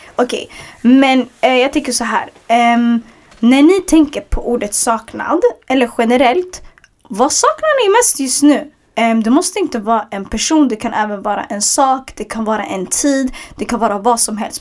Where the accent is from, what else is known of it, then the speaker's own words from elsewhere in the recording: Stockholm, Stockholm County, Sweden; En förort jag växte upp i, Hagsätra, det är en förort i södra Stockholm